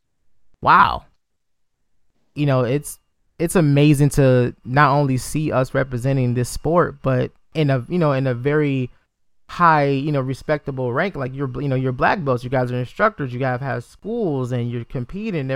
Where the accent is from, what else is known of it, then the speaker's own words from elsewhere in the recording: Detroit, Michigan, United States; I'm from Detroit, Michigan, so you know, obviously we're a very predominant black city